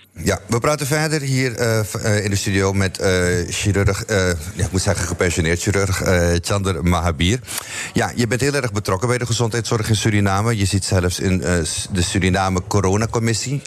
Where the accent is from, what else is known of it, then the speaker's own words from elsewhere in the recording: Amsterdam, North Holland, Netherlands; now in Almere, Netherlands; ik ben in Amsterdam geboren en men vraagt me vaak waar kom je vandaan. En dan zeg ik Almere, maar daar woon ik.